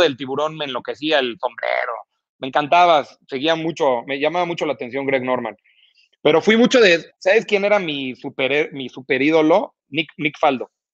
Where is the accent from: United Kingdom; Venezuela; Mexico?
Mexico; Mexico City; yo yo soy chilango